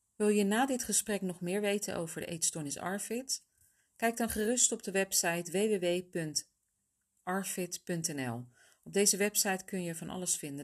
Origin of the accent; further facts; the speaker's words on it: Netherlands; Ik kom zelf dan uit Nederland